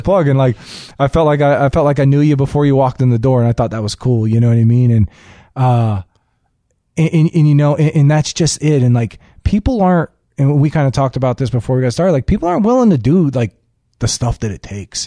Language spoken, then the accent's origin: English; Hollywood, Florida, United States; I grew up in Hollywood, Florida.